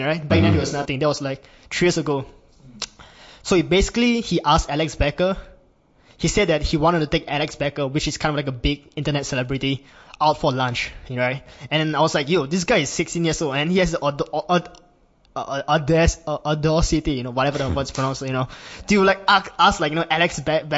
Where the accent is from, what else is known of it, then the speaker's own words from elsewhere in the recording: Singapore; I'm from Singapore, and I'm 19 years old